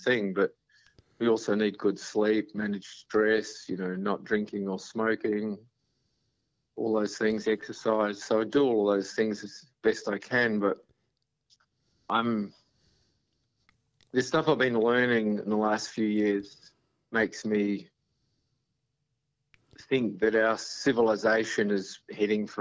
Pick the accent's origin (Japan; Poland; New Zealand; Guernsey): New Zealand; moved away as an adult; also born or lived in Canberra / Montreal / San Francisco; now in Australia; I was from New Zealand.